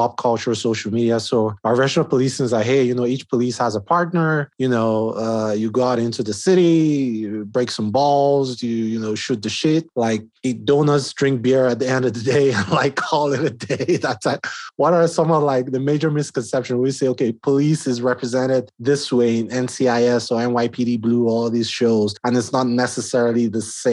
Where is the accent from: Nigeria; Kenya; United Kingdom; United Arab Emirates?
Nigeria; moved away as an adult; now in United States; I'm Nigerian, right? I mean, I've been in the U.S. for like 5 years now